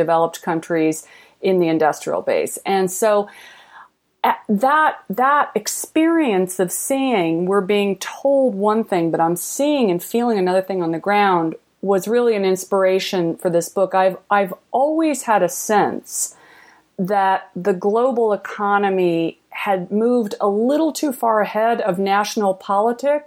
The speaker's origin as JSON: {"language": "English", "region": "Indiana", "country": "United States", "tie": "born or raised there", "moved": "yes", "said": "born and raised in Indiana"}